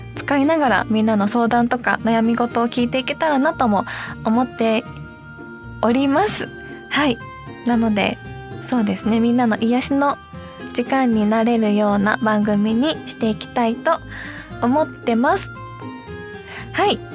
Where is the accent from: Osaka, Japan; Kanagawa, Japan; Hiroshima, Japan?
Hiroshima, Japan; Fukuyama; accent: Hiroshima dialect (Bingo-ben); moved away as an adult; now in Tokyo, Japan; 広島県の福山市出身です